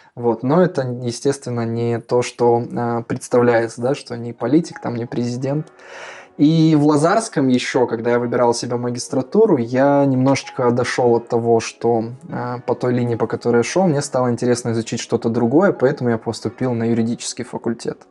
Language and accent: Russian; Pavlodar, Pavlodar Region, Kazakhstan; moved away as an adult; also born or lived in Warsaw, Poland; now in Poland; я родом из Казахстана, как было уже сказано, да, я из города Павлодар, э, с севера Казахстана